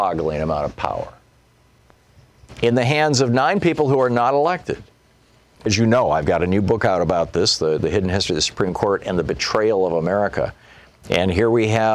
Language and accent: English; Michigan, United States; I grew up in Michigan